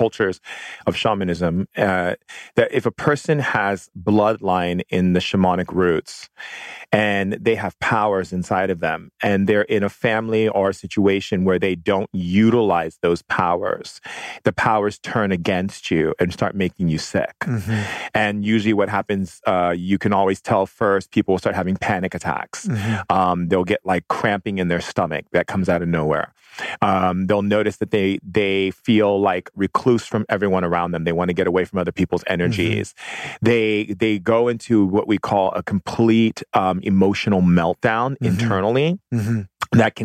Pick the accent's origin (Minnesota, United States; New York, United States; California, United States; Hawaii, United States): Hawaii, United States; I grew up in Hawaii